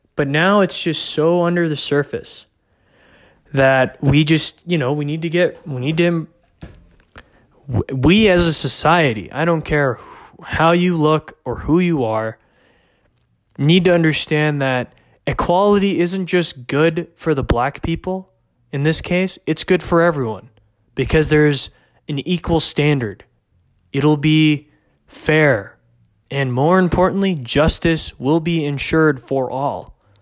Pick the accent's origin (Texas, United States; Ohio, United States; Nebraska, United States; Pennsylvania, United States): Texas, United States; McKinney; here in my hometown of McKinney, Texas